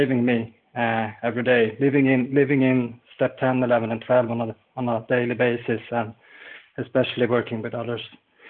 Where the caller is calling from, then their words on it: Sweden; I'm calling in from Sweden.